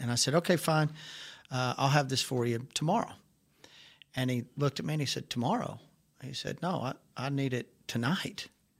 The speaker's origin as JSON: {"language": "English", "region": "Arkansas", "country": "United States", "said": "I'm from Arkansas, and that is random."}